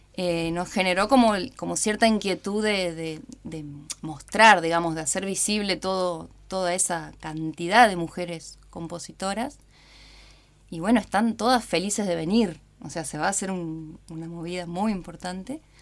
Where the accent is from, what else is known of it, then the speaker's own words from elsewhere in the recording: Paraná, Entre Ríos, Argentina; also born or lived in Buenos Aires; me mudé a la ciudad de Paraná a los seis años